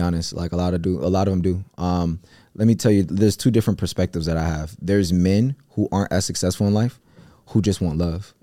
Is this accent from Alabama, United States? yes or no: no; Cleveland, Ohio, United States; I come from Cleveland